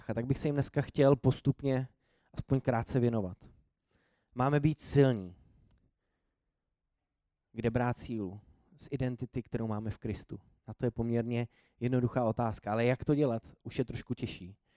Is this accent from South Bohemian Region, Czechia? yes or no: no; Prague, Czechia; born there; also born or lived in Nymburk; já nejsem původem úplně z Prahy, nebo narodil jsem se v Praze, ale pak jsem řadu let bydlel úplně jinde